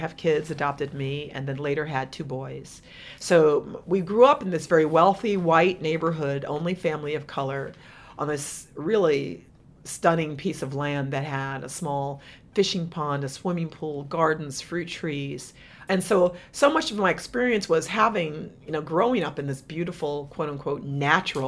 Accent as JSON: {"language": "English", "town": "New York City", "region": "New York", "country": "United States", "tie": "born or raised there", "said": "I grew up in New York. I was born in New York City"}